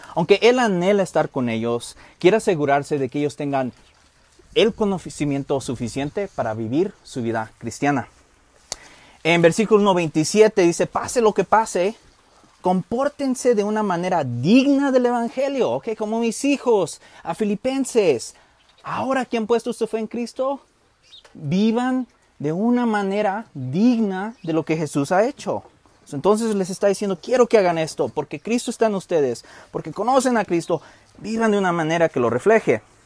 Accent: United States; moved away; crecí en Estados Unidos

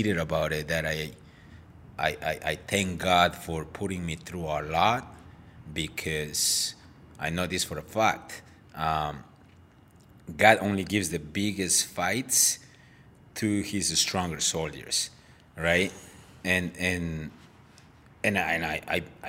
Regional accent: Guatemala; moved away as an adult; now in Chelsea, United States; left everything behind on my home country, which is Guatemala

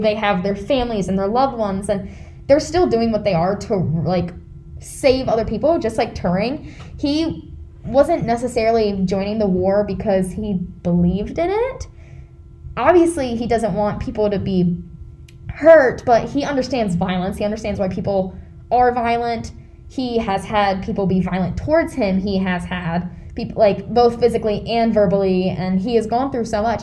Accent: United States; me as an American

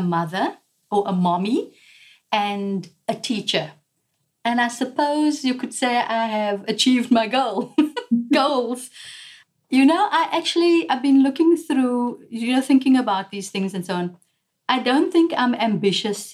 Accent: South Africa; I'm a South African woman

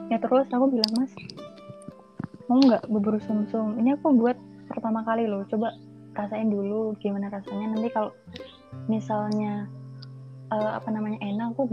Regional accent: Lampung, Indonesia; malamnya aku mau pulang ke Lampung kan aku asalnya dari Lampung ya

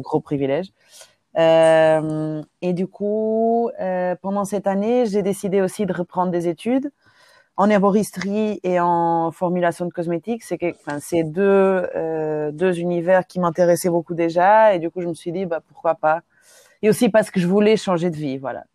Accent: Lisbon, Portugal; French is a second language; moved away as an adult; now in Brussels, Belgium; Oui, j'ai grandi au Portugal, à Lisbonne

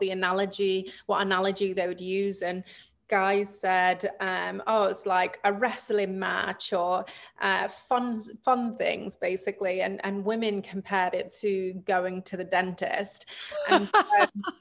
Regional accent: England, United Kingdom; moved away as an adult; now in United States; I grew up in England. I moved to the States when I was 23. So yeah, my whole life I spent in the UK

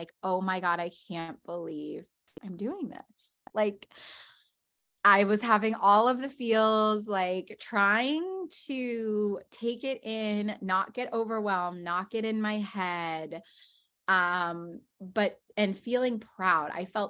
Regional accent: West Coast, United States; now in New York, United States; Like, I'm from the West Coast. Like, I'm used to this weather.

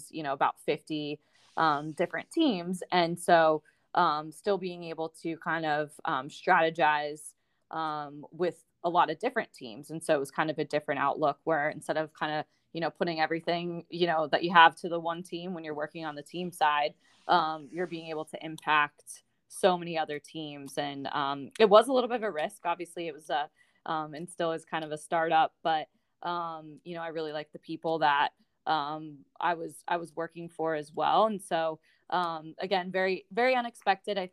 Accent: Pittsburgh, Pennsylvania, United States; moved away as an adult; also born or lived in St. Louis / Denver; it was in my hometown

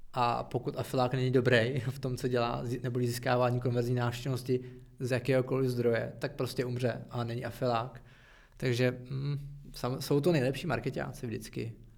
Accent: Czechia; my jsme Češi

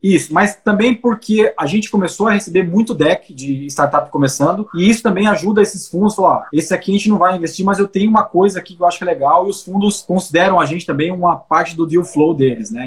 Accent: Brazil; na nossa história como brasileiro

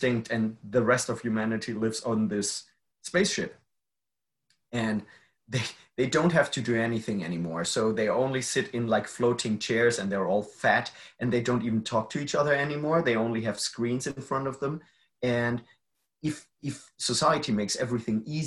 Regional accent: Germany; I'm from Germany. Germany is a very safe country and I grew up safe

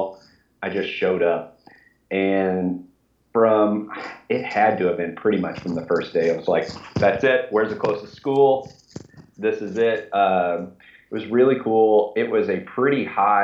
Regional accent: Kentucky, United States; also born or lived in Orlando, Florida; I was born in Kentucky. I grew up here and went to undergrad and grad school at a couple different schools here in Kentucky

